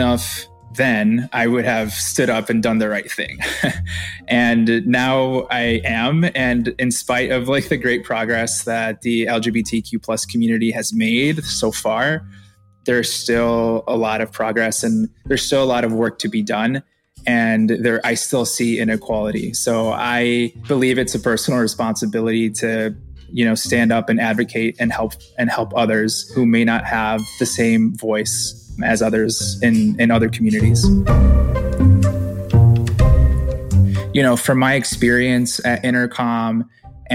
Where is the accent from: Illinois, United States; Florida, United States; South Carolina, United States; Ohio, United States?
Illinois, United States; Chicago; I was born and raised in Chicago.